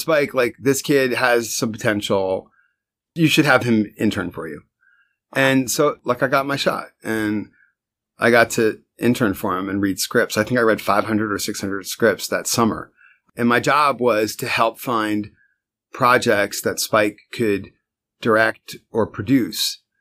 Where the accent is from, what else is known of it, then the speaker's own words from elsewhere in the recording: Westfield, New Jersey, United States; moved away as an adult; now in Brooklyn, United States; I was born in Westfield, New Jersey.